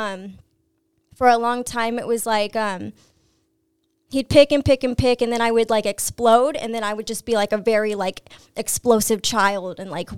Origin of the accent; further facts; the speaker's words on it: Lakeside, California, United States; also born or lived in Santee / El Cajon; Grew up in Lakeside, moved to Santee, then ended up in El Cajon somehow.